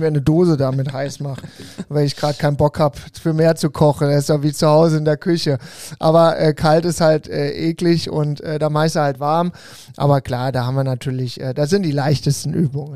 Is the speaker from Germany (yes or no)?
yes; Mainz category, Rhineland-Palatinate, Germany; now in Cologne, Germany; wo ich herkomme, feiert man ja Fasching und das ist auch sehr feuchtfröhlich. Ich bin ja eher so die Mainzer-Kategorie ähm, äh, vom Bundesland her